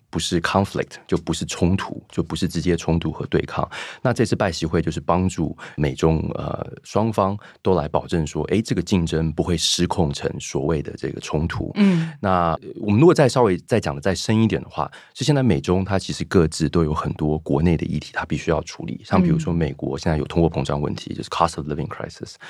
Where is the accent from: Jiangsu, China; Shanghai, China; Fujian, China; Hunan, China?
Shanghai, China; moved away as an adult; also born or lived in United States / London, United Kingdom; 因为学校都是都是外籍的那个学生，所以呃，好像在中国长大，但是又不在中国长大。